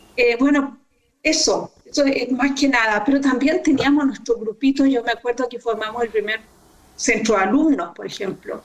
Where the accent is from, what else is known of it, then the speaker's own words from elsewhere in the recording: Concepción, Biobío, Chile; also born or lived in Los Ángeles, Chile; yo nací en Concepción eh, y viví casi toda mi vida allí